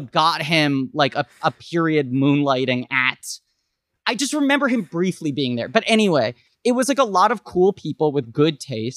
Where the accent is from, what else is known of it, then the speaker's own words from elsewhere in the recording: New York City, New York, United States; I grew up in New York City